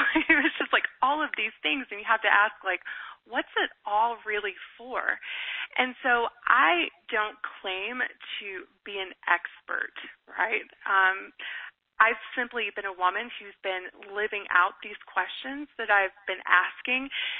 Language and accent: English; Deep South, United States; I grew up in the Deep South in the Bible Belt